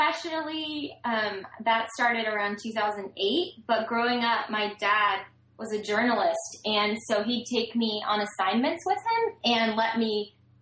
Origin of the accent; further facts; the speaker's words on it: Gainesville, Florida, United States; I was born in Gainesville, Florida